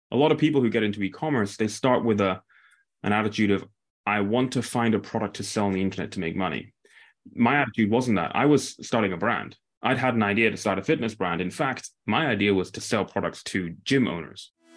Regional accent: near Aberdeen, Northeast Scotland, United Kingdom; I grew up in a small town near Aberdeen

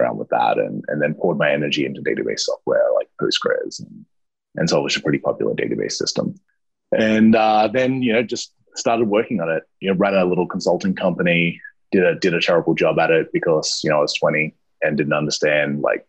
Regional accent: Australia; Yeah, I surfed a lot as well being Australian

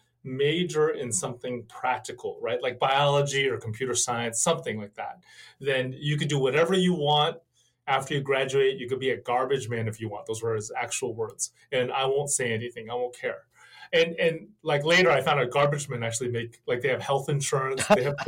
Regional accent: San Francisco Bay Area, California, United States; I was born and raised in the San Francisco Bay Area, and I feel like I've lived my entire life in this hour radius. So I grew up in the South Bay

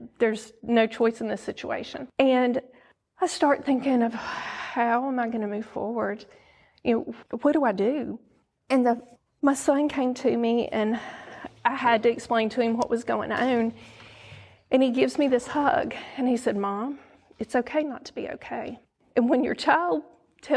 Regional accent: Oxford, Mississippi, United States; also born or lived in South Carolina / Florida / North Carolina; now in Tupelo, United States; I was raised in Oxford, great little town to be raised in.

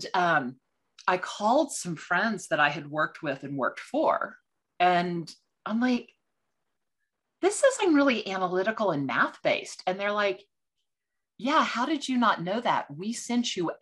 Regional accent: Texas, United States; moved away; also born or lived in Washington, D.C.; Now I'm from Texas. So in Texas, it's voir dire. With the accent.

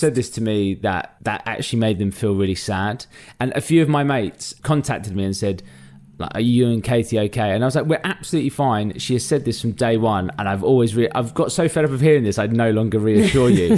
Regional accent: London, United Kingdom; I'm a Londoner through and through, born in and grew up in North London.

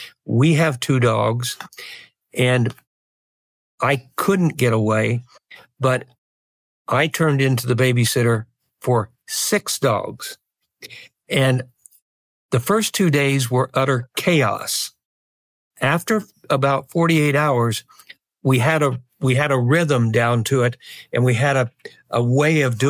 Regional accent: Midwest, United States; now in Bay Area, United States; where I grew up in the Midwest on the farm

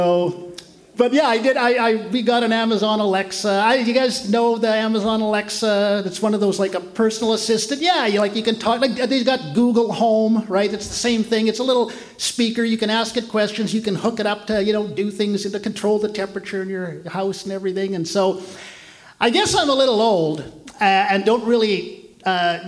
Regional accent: Canada; I'm from Canada.

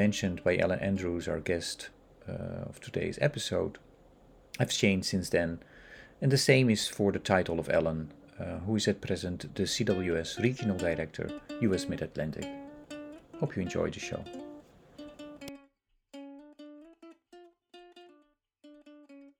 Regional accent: Netherlands; moved away; also born or lived in Indonesia; I grew up in the Netherlands

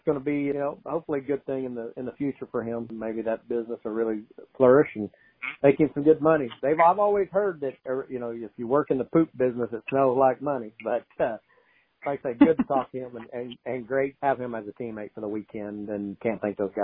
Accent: Oklahoma City, Oklahoma, United States; growing up in Oklahoma City, we always had the big half mile, flat, fairgrounds type track

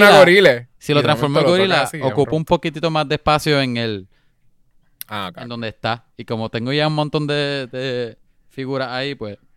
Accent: Puerto Rico; nací en Puerto Rico, soy un cafre.

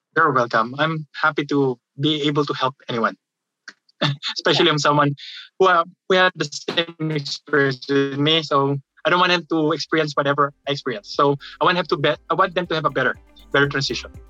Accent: Manila, Metro Manila, Philippines; moved away as an adult; now in Kentucky, United States; I'm from the Philippines

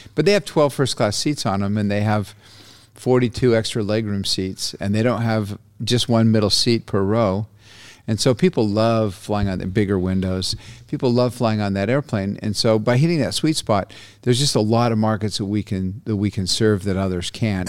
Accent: Brazil; now in United States; I was born in Brazil. My dad was a journalist down there

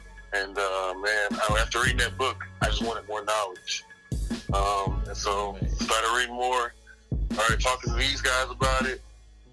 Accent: Fort Worth, Texas, United States; from Fort Worth, Texas, man. Born and raised

